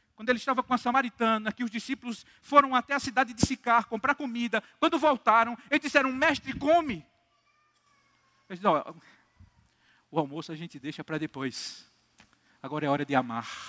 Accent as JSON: {"language": "Portuguese", "town": "Campina Grande", "region": "Paraíba", "country": "Brazil", "also_born_or_lived": "Recife", "said": "eu sou daqui de Campina Grande, sou congregacional"}